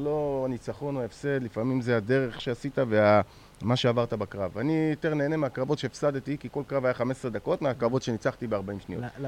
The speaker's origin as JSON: {"language": "Hebrew", "country": "Israel", "said": "אנחנו מישראל"}